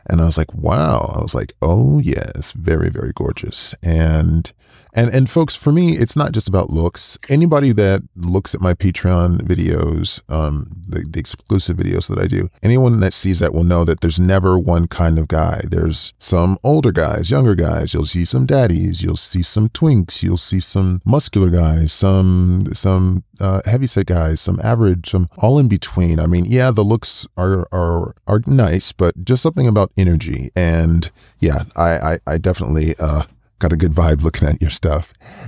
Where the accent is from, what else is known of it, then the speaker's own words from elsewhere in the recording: United States; I mean, I'm from the States, so how could I know necessarily